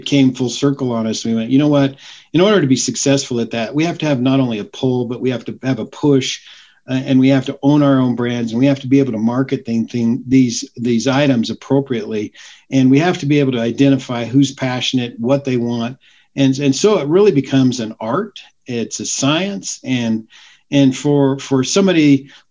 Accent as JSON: {"language": "English", "town": "Grand Junction", "region": "Colorado", "country": "United States", "tie": "born or raised there", "also_born_or_lived": "Arizona / Denver, Colorado", "said": "I grew up in Grand Junction"}